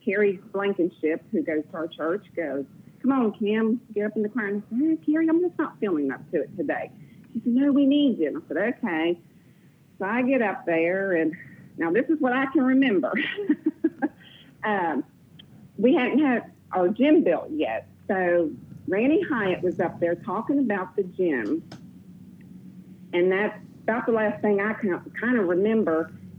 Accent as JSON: {"language": "English", "town": "Miami", "region": "Florida", "country": "United States", "said": "I am not. I am originally from Florida, Miami, Florida, but we have moved around quite a bit."}